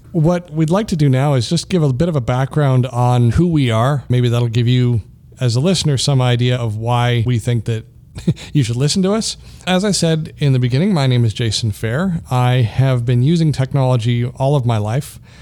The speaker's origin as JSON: {"language": "English", "country": "Canada", "also_born_or_lived": "Colorado, United States", "moved": "as an adult", "said": "So I am Canadian. I'm proudly Canadian, but, uh, I, I was in the U S for thirteen years and I'm back now."}